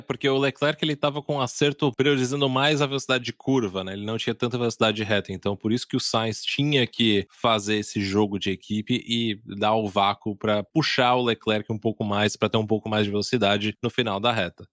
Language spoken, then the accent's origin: Portuguese; Brazil